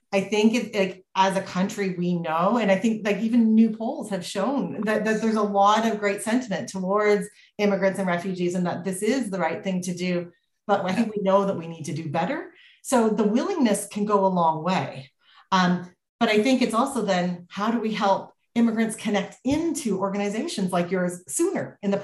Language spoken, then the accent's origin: English; Canada; as a Canadian